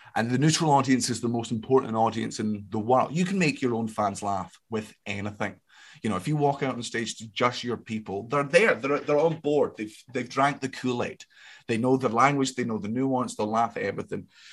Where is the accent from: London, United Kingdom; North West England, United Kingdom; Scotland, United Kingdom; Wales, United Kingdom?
Scotland, United Kingdom; I'm Scottish